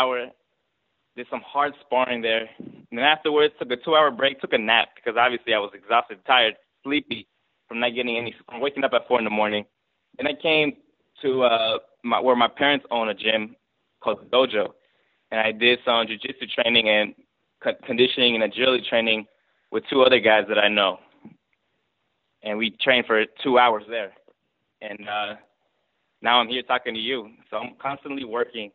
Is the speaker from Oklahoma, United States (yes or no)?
no; Georgia, United States; I was born in Georgia. But both my parents came from Mexico.